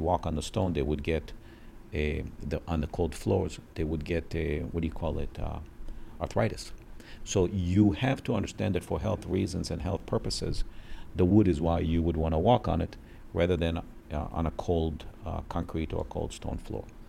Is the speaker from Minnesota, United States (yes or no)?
yes; Minneapolis, Minnesota, United States; also born or lived in Israel; I grew up in Minneapolis, Minnesota. I was born in Israel